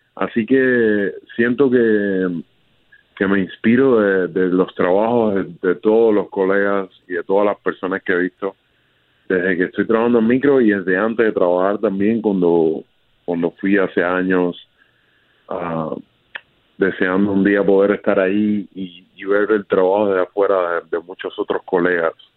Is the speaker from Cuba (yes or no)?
yes; Cuba; now in Miami, United States; mi niñez en Cuba